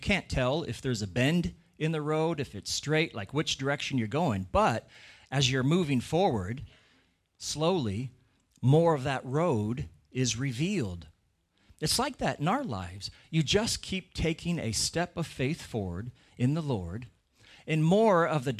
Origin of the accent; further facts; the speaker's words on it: Washington, United States; Where I grew up in Washington State in America, you know, there'd be a lot of times where we'd have this really thick, heavy fog come